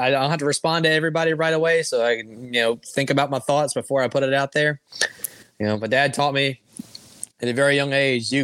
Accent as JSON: {"language": "English", "town": "Oxford", "region": "Mississippi", "country": "United States", "tie": "born or raised there", "said": "growing up in Oxford, growing up, going to Ole Miss games"}